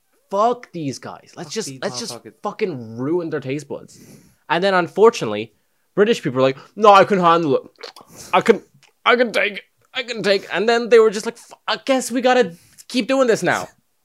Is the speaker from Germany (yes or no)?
no; Ireland; we're Irish.